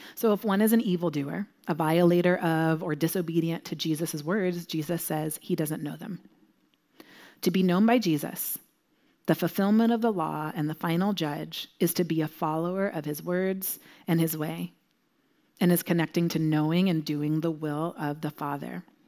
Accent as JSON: {"language": "English", "region": "Southern California", "country": "United States", "moved": "yes", "said": "I'm from Southern California originally, and when I lived there"}